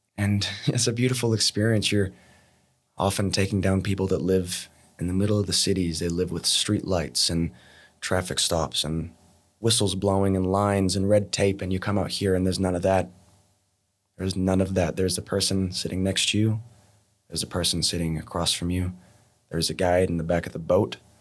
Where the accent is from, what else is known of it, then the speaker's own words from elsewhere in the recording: Montana, United States; moved away as an adult; now in Australia; I was born in America, born in Montana, and I've been living in Australia back and forth for the last fourteen, fifteen years